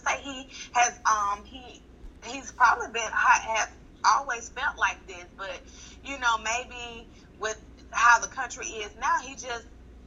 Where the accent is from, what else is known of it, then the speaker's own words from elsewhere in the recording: Tuskegee, Alabama, United States; I was raised in Tuskegee